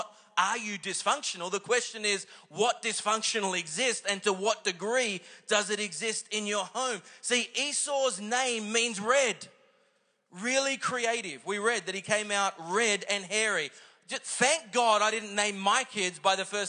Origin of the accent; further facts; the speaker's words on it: Singapore; I was born in Singapore